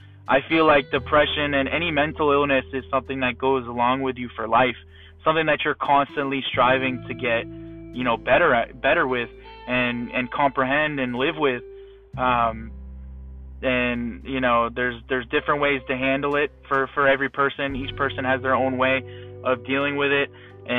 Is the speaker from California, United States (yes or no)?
no; Fort Myers, Florida, United States; also born or lived in Massachusetts / Arizona / Pennsylvania; now in Naples, United States; I was born in Massachusetts. I've moved to Arizona, moved to Pennsylvania, and then from middle school up until the end of high school, going into a little bit of college, I've lived in Fort Myers, Florida